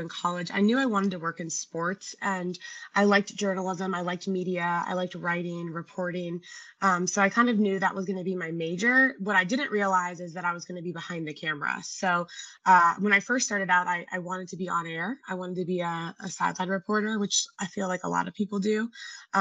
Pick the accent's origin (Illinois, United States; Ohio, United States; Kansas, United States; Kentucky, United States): Ohio, United States; Cleveland; I grew up in Cleveland, Ohio